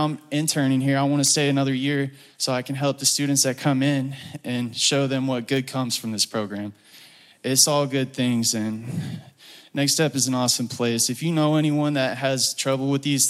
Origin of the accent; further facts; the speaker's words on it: Woodstock, Georgia, United States; I'm from Woodstock, Georgia